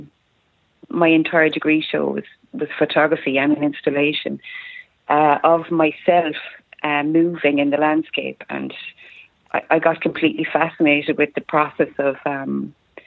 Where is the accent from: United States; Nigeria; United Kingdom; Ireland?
Ireland; County Tipperary, Munster; I'm from County Tipperary in Ireland, which is in the southeast of Ireland